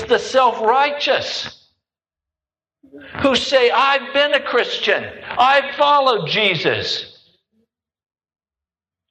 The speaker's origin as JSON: {"language": "English", "country": "United States", "said": "I'm an American"}